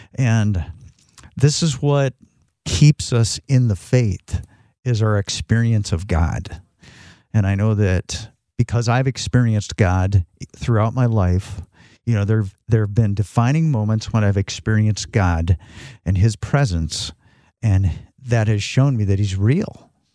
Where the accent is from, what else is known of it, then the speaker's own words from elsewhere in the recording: Northern Michigan, United States; also born or lived in Phoenix, Arizona; I'm a Michigan native, Northern Michigan native